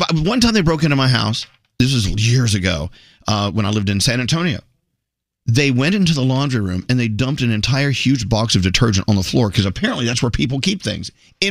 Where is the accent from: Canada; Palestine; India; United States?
India; Oh my gosh, I'm Indian.